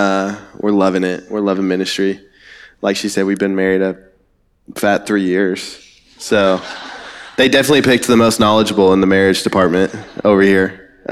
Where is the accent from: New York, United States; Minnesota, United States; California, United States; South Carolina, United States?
South Carolina, United States; moved away; I'm from South Carolina.